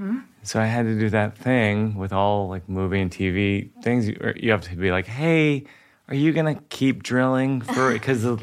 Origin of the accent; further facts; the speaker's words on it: Worcester, Massachusetts, United States; I do in Massachusetts for sure, because I grew up in Worcester.